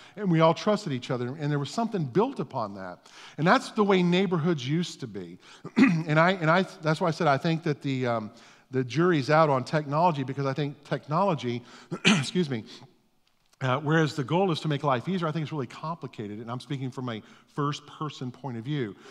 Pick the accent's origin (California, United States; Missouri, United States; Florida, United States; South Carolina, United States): Florida, United States; Orlando; I grew up in East Orlando